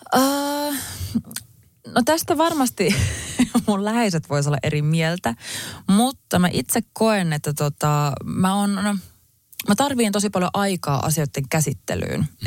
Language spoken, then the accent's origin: Finnish; Finland; mun äiti on kiinalainen ja mä oon kasvanut kuitenkin Suomessa